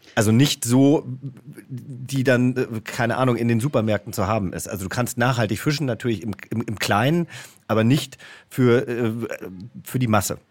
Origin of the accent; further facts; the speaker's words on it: Hesse, Germany; also born or lived in Franconia / Bavaria; now in Berlin, Germany; ich komme ja aus Hessen